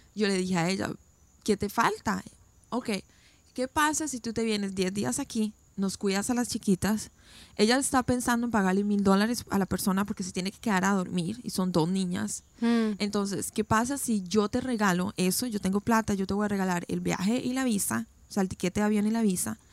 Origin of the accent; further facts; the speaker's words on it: Costa Rica; moved away as an adult; now in United States; yo nací, crecí en Costa Rica